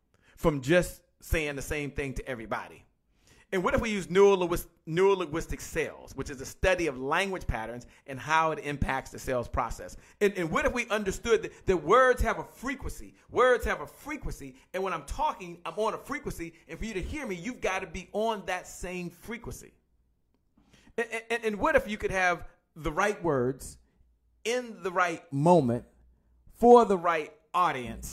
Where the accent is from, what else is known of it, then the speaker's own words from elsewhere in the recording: Washington, District of Columbia, United States; I'm from Washington, D.C., by the way, and I used to listen to a station called 93.9 WKYS KISS